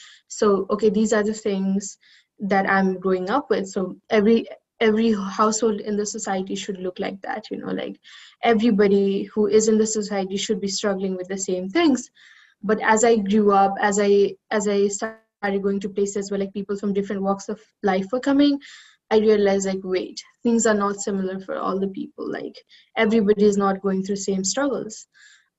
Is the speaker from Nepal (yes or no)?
yes; Kathmandu, Bagmati, Nepal; moved away as an adult; I was growing up in Kathmandu city, which is like the capital of the country